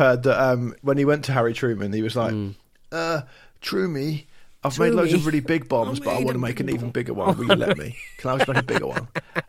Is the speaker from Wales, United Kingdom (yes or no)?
no; Portsmouth, South East England, United Kingdom; I'm from Portsmouth, mate. I know what a wren is.